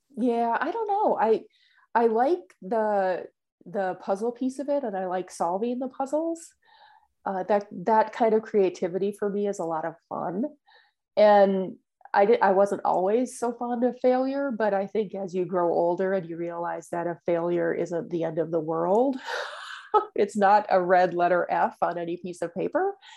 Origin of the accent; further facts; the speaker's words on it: Minnesota, United States; also born or lived in Florida / Texas; now in Indiana, United States; I'm originally from Minnesota